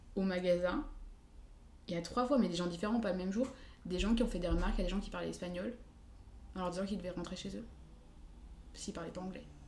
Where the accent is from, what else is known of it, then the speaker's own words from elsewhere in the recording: France; also born or lived in Switzerland / Lyon; je suis française